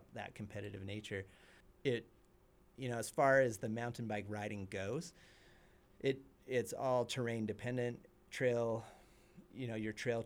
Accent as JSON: {"language": "English", "region": "Utah", "country": "United States", "tie": "born or raised there", "said": "I grew up in Utah. I grew up 45 minutes away from Snowbird and Alta"}